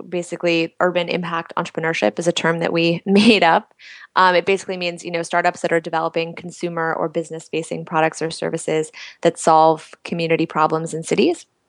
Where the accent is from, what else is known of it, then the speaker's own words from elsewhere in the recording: Washington, District of Columbia, United States; moved away as an adult; also born or lived in New York; I grew up in Washington D.C.